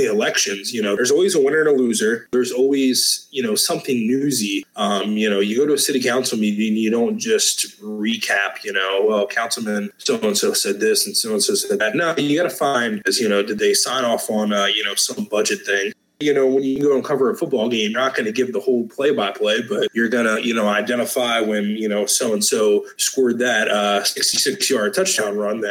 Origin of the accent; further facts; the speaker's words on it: Maryland, United States; moved away as an adult; now in Georgia, United States; I lived in Maryland for most of my life, went to school, got my first job in Maryland.